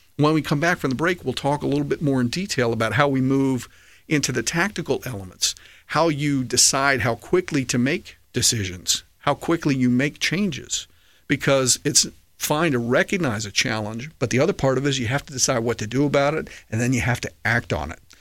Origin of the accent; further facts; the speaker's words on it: D.C., District of Columbia, United States; I grew up right outside of Washington, D C